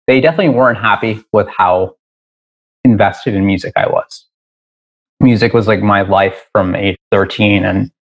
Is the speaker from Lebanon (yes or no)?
no; Newburgh, New York, United States; now in Ridgewood, Queens, United States; I grew up in Newburgh, New York. So an hour north of the city